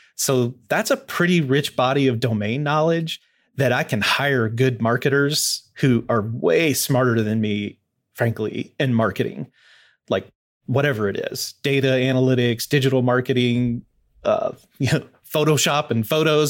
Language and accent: English; Louisville, Kentucky, United States; moved away as an adult; now in Fort Wayne, United States; I grew up mostly in Louisville, uh, moved there when I was pretty young